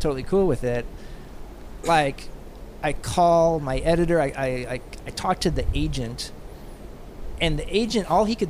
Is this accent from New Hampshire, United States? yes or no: no; Kansas, United States; growing up in Kansas